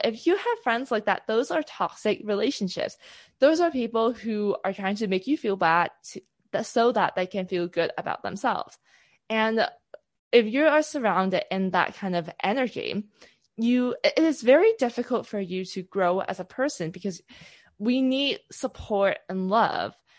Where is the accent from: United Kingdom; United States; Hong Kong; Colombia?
Hong Kong; So I come from Hong Kong, from a very typical Asian family.